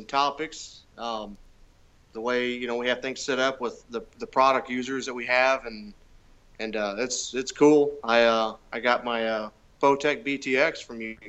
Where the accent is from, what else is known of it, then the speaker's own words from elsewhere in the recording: De Soto, Missouri, United States; I'm about 45 minutes south of St. Louis